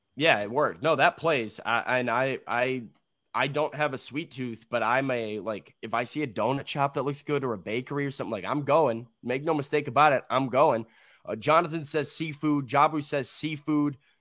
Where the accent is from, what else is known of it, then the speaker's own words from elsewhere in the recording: Chicago, Illinois, United States; now in Nashville, United States; I come from Chicago